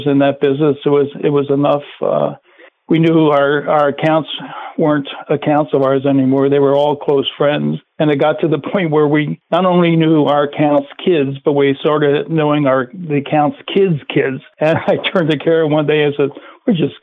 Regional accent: Maryland, United States; We grew up in Maryland

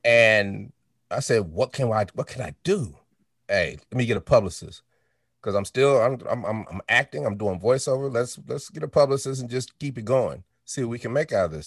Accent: Denver, Colorado, United States; also born or lived in Chicago, Illinois; I was born in Chicago. Uh, we moved to Denver, Colorado when I was four

